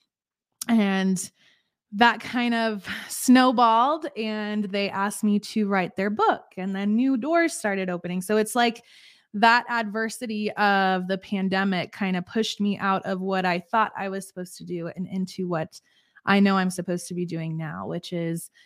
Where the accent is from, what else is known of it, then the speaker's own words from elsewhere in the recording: Colorado, United States; I am from Colorado. Born and raised here in America